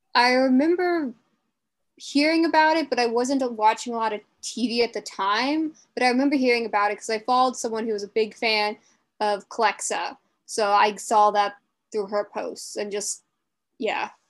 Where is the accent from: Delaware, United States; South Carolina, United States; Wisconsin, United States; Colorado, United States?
Delaware, United States; I'm from Delaware